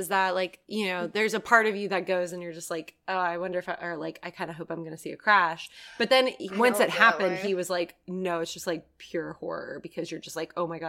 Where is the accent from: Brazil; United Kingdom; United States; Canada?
United States; Florida; I'm from Florida